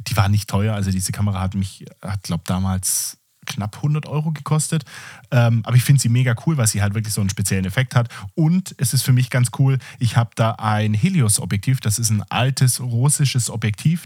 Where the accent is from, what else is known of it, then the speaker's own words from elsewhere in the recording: Southern Germany, Germany; bin ich aus dem Süden Deutschlands